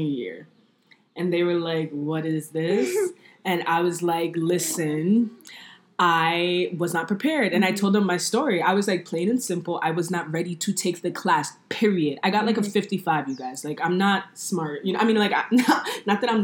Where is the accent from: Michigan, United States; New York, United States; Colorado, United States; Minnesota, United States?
New York, United States; New York City; We're all from New York City, and we're all women of color.